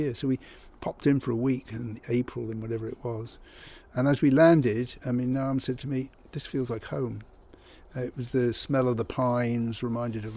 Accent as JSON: {"language": "English", "area": "Cornwall", "region": "South West England", "country": "United Kingdom", "moved": "yes", "lives_now": "Ibiza, Spain", "said": "I come from Cornwall"}